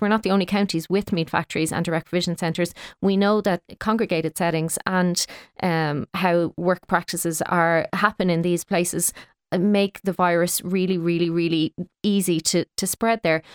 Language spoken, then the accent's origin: English; Kildare, Leinster, Ireland; now in Dublin, Ireland; I live in Dublin, but I'm from Kildare and play hurling in Kildare